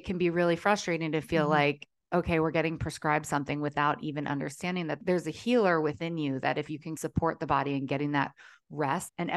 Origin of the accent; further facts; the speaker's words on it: Maryland, United States; moved away as an adult; now in Southern California, United States; growing up in Maryland